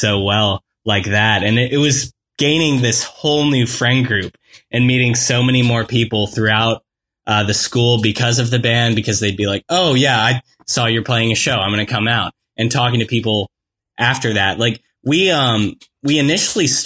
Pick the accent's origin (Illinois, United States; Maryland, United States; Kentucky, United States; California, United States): Kentucky, United States; Louisville; my hometown, Louisville